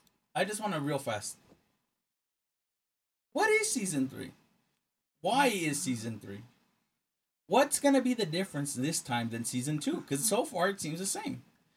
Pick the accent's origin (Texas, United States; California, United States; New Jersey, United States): Texas, United States; I'm from Texas.